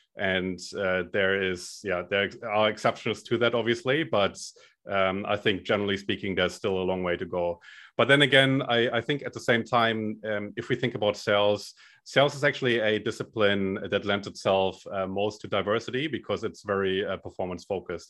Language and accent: English; Germany; accent: German; moved away as an adult; now in Australia; I'm originally from Germany